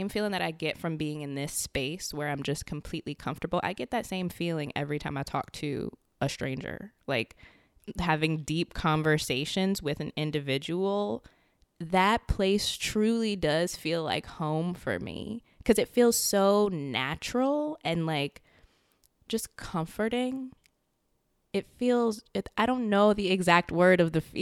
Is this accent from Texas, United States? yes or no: no; Richmond, Virginia, United States; also born or lived in Maryland; now in Arlington, United States; I'm originally from Richmond